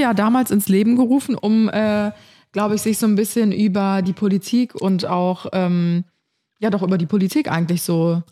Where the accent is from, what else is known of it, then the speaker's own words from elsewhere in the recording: Cologne, North Rhine-Westphalia, Germany; in dem Viertel Karneval feier, wo ich aufgewachsen bin